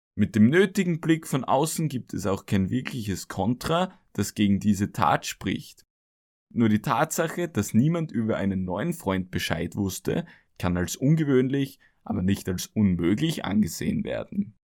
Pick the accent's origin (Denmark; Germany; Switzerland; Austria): Austria; für mich als Österreicher